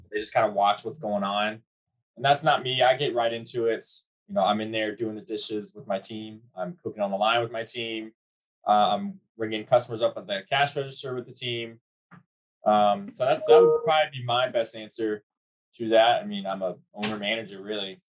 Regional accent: Charleston, South Carolina, United States; moved away as an adult; now in Virginia Beach, United States; I'm from Charleston, South Carolina

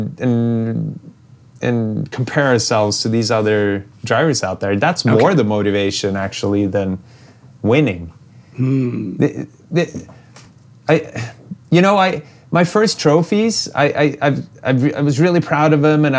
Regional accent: Norway; I'm still just a small town kid from where I grew up here in Norway.

